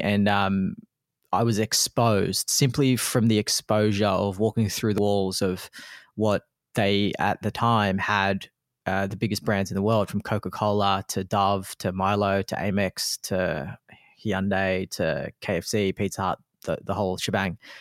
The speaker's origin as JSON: {"language": "English", "country": "Australia", "tie": "born or raised there", "also_born_or_lived": "Philippines", "said": "my background being a Filipino immigrant coming to Australia, um, when I was only one years old"}